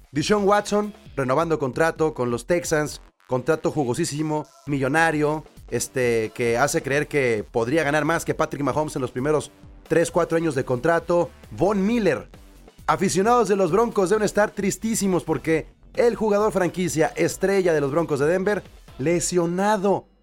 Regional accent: Mexico; nosotros como mexicanos

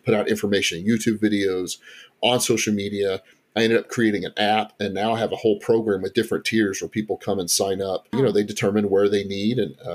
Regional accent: Texas, United States; moved away as an adult; also born or lived in Kentucky; now in Central Kentucky, United States; I was born and raised in Texas, but came here back in 2002 with some family

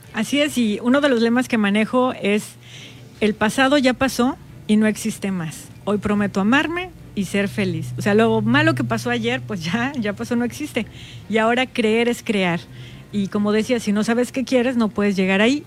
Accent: Baja California Sur, Mexico; las sudcalifornianas y las mexicanas

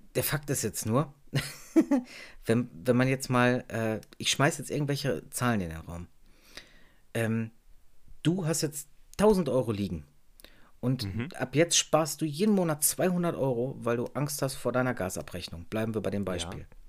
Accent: Germany; bei uns in Deutschland

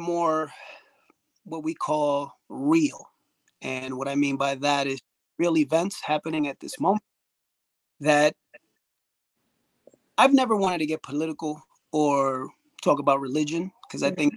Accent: New York City, New York, United States; born or raised there

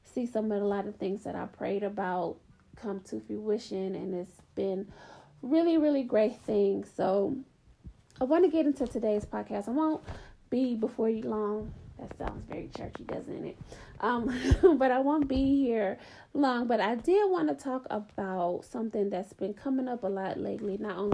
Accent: Atlanta, Georgia, United States; I grew up in the South. I grew up in Atlanta.

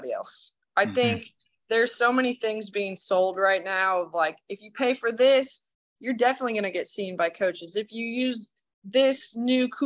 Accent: Idaho, United States; moved away; I'm from Idaho

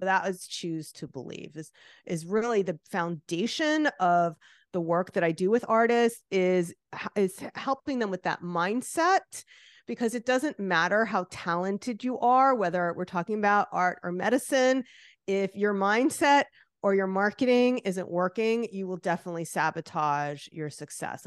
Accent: New Jersey, United States; like I am, which you could hear from my accent.

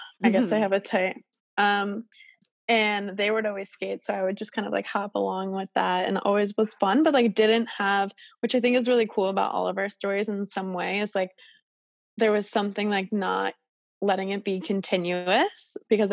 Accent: Long Island, New York, United States; I grew up on Long Island

